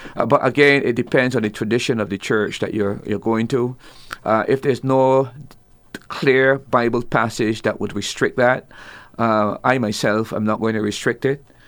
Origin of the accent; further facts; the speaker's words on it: Barbados; I'm from Barbados